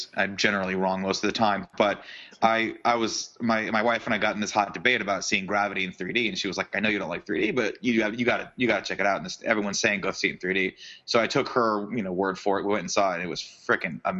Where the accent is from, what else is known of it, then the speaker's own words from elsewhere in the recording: Southern California, United States; I'm from Southern California